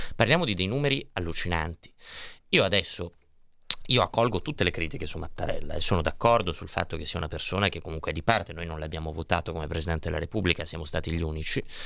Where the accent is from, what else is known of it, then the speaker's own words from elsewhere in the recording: Milan, Lombardy, Italy; Noi che siamo di Milano